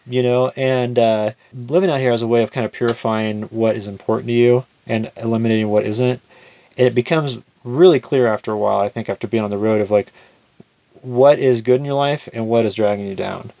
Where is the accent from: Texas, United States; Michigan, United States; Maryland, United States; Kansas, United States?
Kansas, United States; We're all from Kansas.